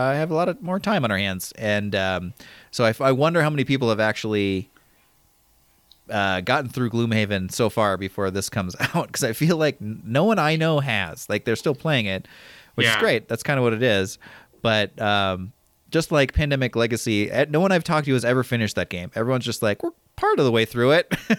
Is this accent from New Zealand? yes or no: no; Midwest, United States; I grew up in the Midwest